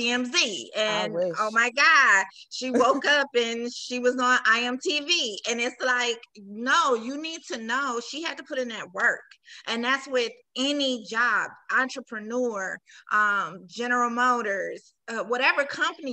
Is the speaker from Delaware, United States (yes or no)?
no; New York, United States; now in Detroit, United States; I'm from New York, Brooklyn